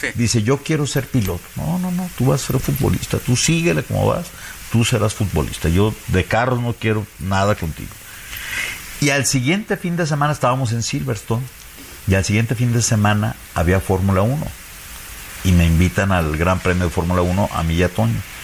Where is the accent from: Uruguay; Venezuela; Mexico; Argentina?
Mexico; moved away as an adult; also born or lived in Guadalajara